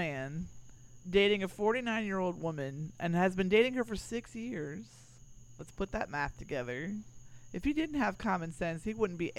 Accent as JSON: {"language": "English", "town": "Miami", "region": "Florida", "country": "United States", "tie": "born or raised there", "also_born_or_lived": "Gainesville, Florida / East Coast", "moved": "yes", "said": "I was born in Gainesville, and then my father said, fuck this, and my father and mother moved to Miami when I was a toddler, and I was raised there ever since."}